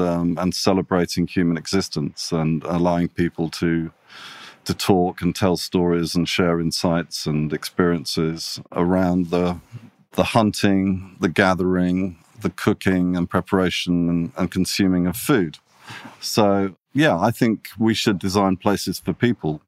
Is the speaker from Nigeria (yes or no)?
no; Italy; also born or lived in England / London; now in Sydney, Australia; I'm half Italian. I grew up in Italy.